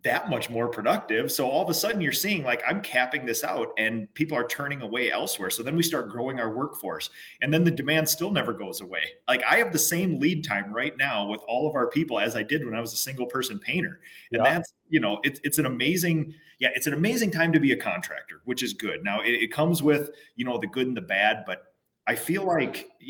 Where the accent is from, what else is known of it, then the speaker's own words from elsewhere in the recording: Minnesota, United States; I'm a Minnesotan